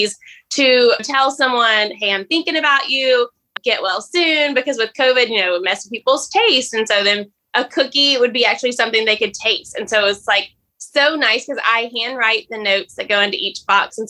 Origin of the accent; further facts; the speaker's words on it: Mississippi, United States; I grew up in the South, in Mississippi.